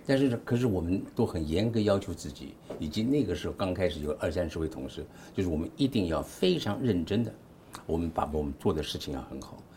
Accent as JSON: {"language": "Chinese", "town": "Nanjing", "region": "Jiangsu", "country": "China", "tie": "born or raised there", "also_born_or_lived": "Taiwan / United States", "moved": "yes", "said": "我是在大陆出生的，南京出生的"}